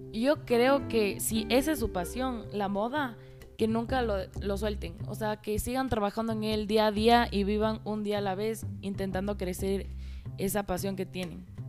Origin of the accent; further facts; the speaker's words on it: Quito, Pichincha, Ecuador; tengo 15 años y nací en Quito, Ecuador y actualmente estoy en cuarto curso del Colegio Americano